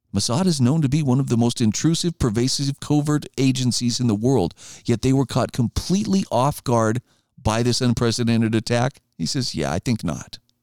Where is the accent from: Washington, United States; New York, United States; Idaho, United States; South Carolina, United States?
Idaho, United States; my home state of Idaho